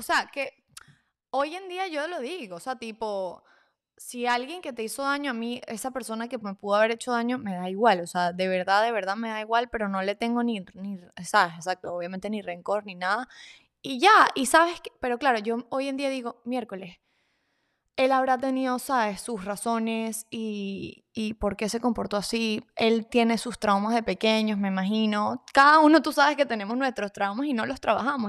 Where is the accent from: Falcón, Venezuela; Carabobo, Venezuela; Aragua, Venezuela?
Carabobo, Venezuela; Valencia; Somos de Valencia City, claro que ya es, en ah, Venezuela